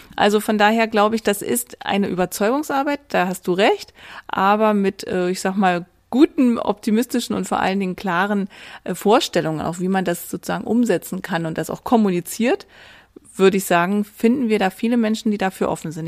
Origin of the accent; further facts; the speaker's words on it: Bovenden, Lower Saxony, Germany; Ich komme ja selber aus der Region. Ich pendle ja jeden Tag ein, komme aus Bovenen, ist quasi so ein kleiner Vorort von Göttingen